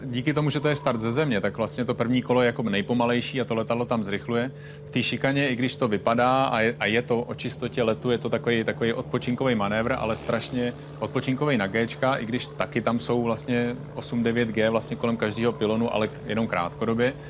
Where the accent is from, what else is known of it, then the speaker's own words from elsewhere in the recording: Czechia; jsem tady z Čech